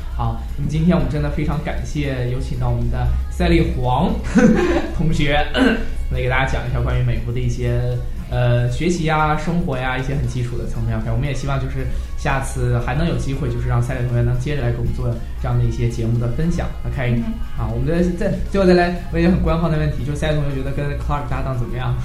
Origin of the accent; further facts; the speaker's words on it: southern China, China; 像我这种就很地道的东北口音在这里，对不对？其实我是一个南方人